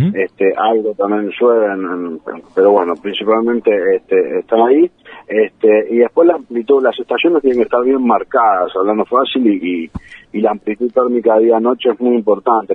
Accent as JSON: {"language": "Spanish", "town": "San Isidro", "region": "Buenos Aires Province", "country": "Argentina", "moved": "yes", "said": "Yo soy de Buenos Aires, este, nací en, San Isidro"}